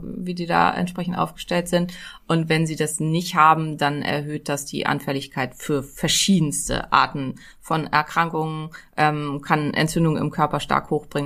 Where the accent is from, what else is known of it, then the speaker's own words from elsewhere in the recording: Neumünster, Schleswig-Holstein, Germany; Ich komme ja aus Neumünster, das liegt genau zwischen den Meeren